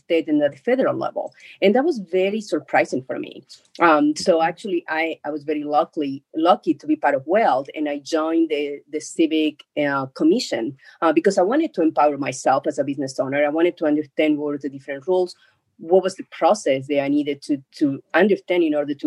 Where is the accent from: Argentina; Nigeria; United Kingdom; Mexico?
Argentina; now in United States; I'm from Argentina. When I came to the States